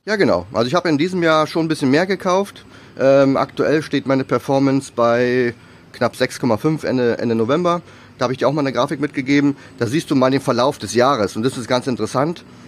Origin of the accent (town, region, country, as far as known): Germany